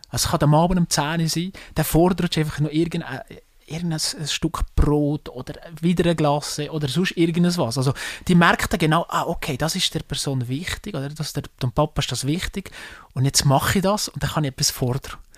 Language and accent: German; Salgesch, Valais, Switzerland; accent: Walliser dialect; ich komme aus einem, aus einem Weindorf, ich komme von Salgesch